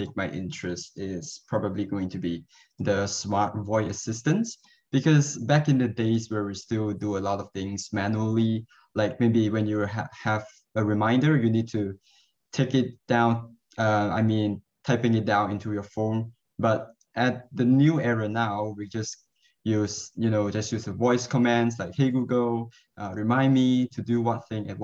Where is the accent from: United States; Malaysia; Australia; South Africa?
Malaysia; Ipoh, Perak; I'm also from Ipoh Perak as well, like the other two LVVs